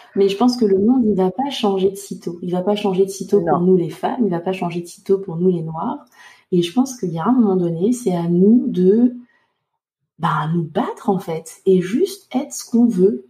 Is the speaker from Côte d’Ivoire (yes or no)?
yes; Côte d’Ivoire; moved away; j'ai adoré retourner dans mon pays natal avec Céline